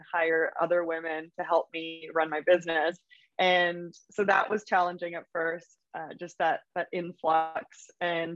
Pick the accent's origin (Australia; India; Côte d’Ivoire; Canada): Canada; Vancouver, British Columbia; moved away as an adult; also born or lived in Berlin; now in New York City, United States; I'm from Vancouver, Canada originally, and I left here about 7 years ago.